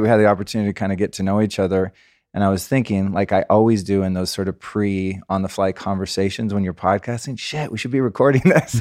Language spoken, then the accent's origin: English; California, United States; also born or lived in Aspen, Colorado; I grew up as a Californian kid